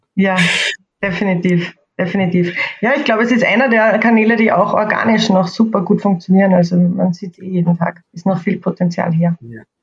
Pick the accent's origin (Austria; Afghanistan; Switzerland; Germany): Austria; accent: Austrian; ich komme, wie ihr wahrscheinlich hören könnt, aus Österreich. Ähm, ich versuche heute meinen österreichischen Akzent etwas zu verstecken